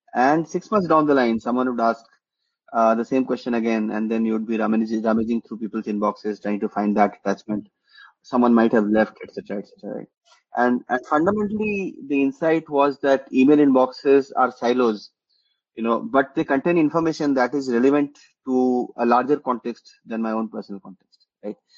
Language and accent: English; Jharkhand, India; also born or lived in West Bengal; now in Bengaluru, India; I grew up in, uh, you know, in parts in Jharkhand and in West Bengal. You know, I, have been, you know, I've lived in both parts of the country, and uh, but yeah, primarily in Jharkhand